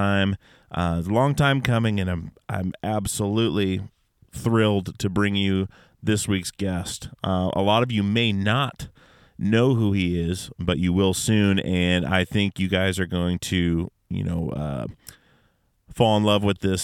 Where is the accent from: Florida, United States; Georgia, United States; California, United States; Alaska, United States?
Alaska, United States; born or raised there